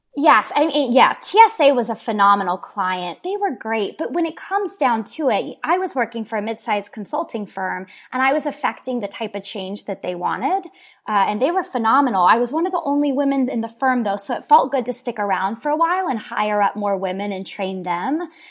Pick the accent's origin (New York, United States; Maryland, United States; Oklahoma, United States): Oklahoma, United States; Oklahoma City; people, myself included, have either moved away or done enough traveling where we're now coming back into our city